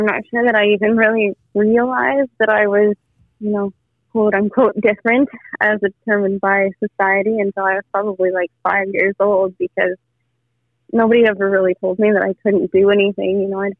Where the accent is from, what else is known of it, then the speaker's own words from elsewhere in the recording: Peru; now in Canada; I was born in Canada and moved to Peru.